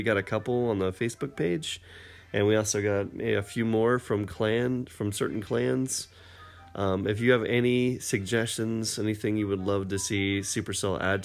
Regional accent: Maine, United States; moved away; I'm originally from Maine

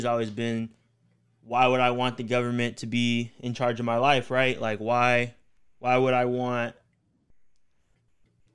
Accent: Dallas, Texas, United States; growing up in East Dallas

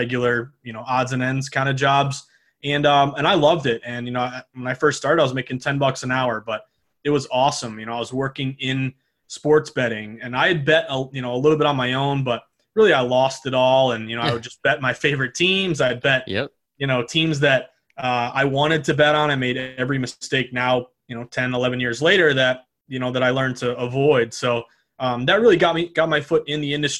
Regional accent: the Berkshires, Western Massachusetts, United States; I'm from Western Massachusetts, small place called the Berkshires

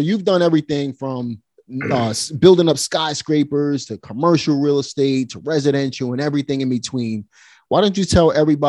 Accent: Brooklyn, New York, United States; So I grew up right in Red Hook.

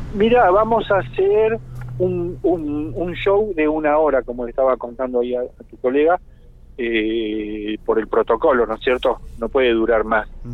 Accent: Argentina; somos argentinos

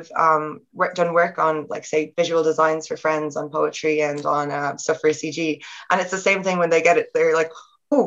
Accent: Ireland; accent: Irish

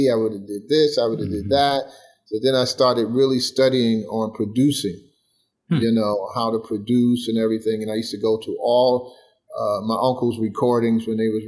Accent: New York City, New York, United States; I grew up in Bed-Stuy, Brooklyn

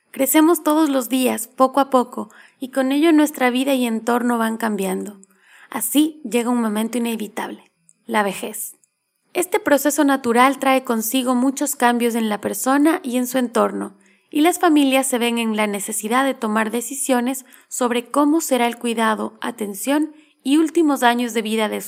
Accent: Cotacachi, Imbabura, Ecuador; moved away; also born or lived in Quito; Cotacachi es del pueblo de donde yo soy, ahí en Ecuador.

